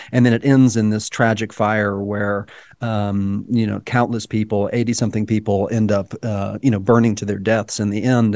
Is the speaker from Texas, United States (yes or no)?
yes; Dallas, Texas, United States; And I, too, grew up in Texas, right? I, I grew up in Dallas, not far away from it